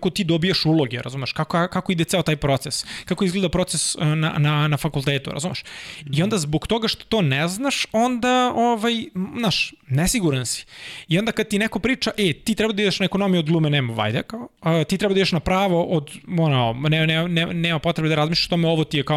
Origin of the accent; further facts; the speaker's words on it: Kruševac, Rasina District, Serbia; moved away; also born or lived in Belgrade; ja dolazim iz Kruševca, mhm. Kruševac je manja sredina u kojoj imaš jednu ekonomsku školu, imaš jednu gimnaziju, jednu medicinsku, jednu muzičku